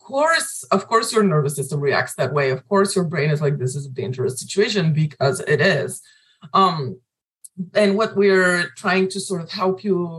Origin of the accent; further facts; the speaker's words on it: Bulgaria; accent: Bulgarian; English is a second language; now in United States; When I first came to the US, obviously my accent was different. It was a little thicker, like a little more Bulgarian sounding.